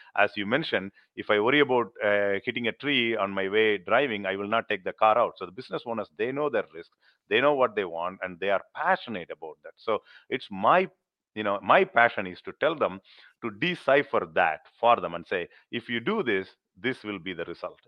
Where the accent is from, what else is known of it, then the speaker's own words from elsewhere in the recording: India; now in Middle Tennessee, United States; I'm, I'm, I'm from India